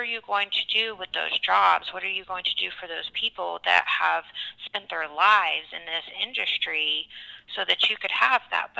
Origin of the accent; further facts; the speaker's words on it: Texas, United States; also born or lived in Permian Basin; now in Oklahoma, United States; I call myself a Texoman. So I was born and raised in Texas, and I'm now finishing, you know, growing up here in Oklahoma.